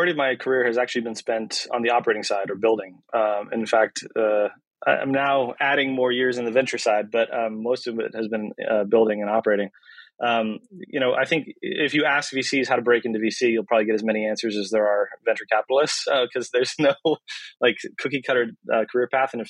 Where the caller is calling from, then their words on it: Marin, California, United States; Uh, I'm dialing in from uh, my home office in Marin.